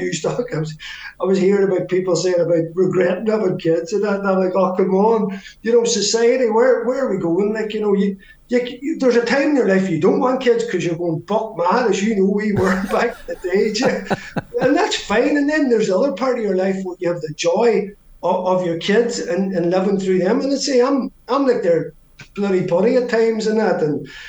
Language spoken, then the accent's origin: English; Ireland; And again, being Irish, yeah, we're absolutely blessed.